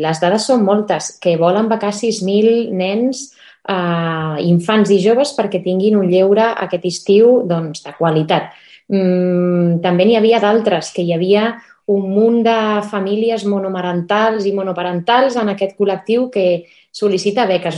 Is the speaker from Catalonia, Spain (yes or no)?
yes; Barcelona, Catalonia, Spain; els que som així més de Barcelona, que ens pilla lluny